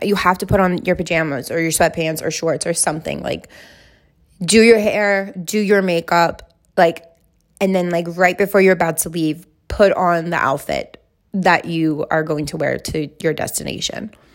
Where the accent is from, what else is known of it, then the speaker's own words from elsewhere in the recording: Alaska, United States; I'm from Alaska